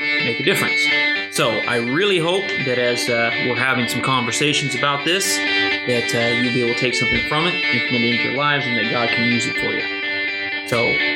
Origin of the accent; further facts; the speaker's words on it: United States; we as American and as Christians and as people